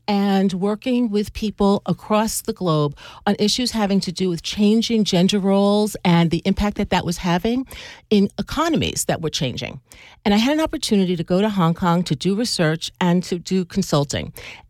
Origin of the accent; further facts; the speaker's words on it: Long Island, New York, United States; I grew up on Long Island.